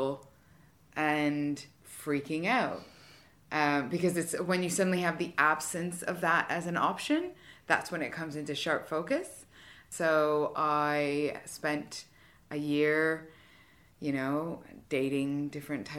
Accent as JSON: {"language": "English", "country": "Canada", "moved": "as an adult", "lives_now": "United Kingdom", "said": "I'm originally from Canada"}